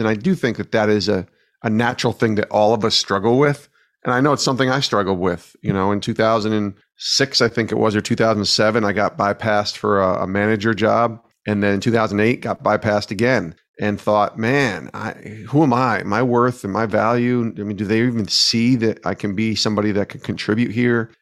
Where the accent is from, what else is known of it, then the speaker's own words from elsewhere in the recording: Albany, New York, United States; moved away as an adult; now in Connecticut, United States; I got a job in local radio in my hometown of Albany, New York